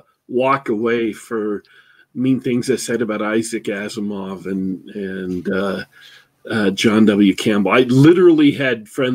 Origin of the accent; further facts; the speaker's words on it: Germany; So I grew up in Germany, young kid